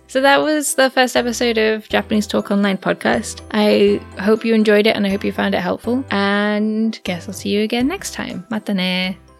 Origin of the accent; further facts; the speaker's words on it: United Kingdom; I'm British